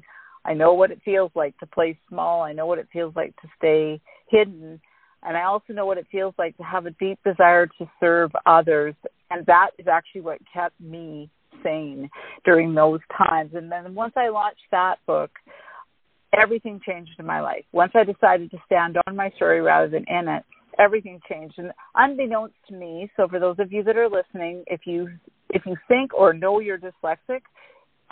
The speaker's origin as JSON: {"language": "English", "country": "Canada", "moved": "as an adult", "lives_now": "Mexico", "said": "we actually sold our house in Canada and we took up primary residence in Mexico. We are still Canadian citizens."}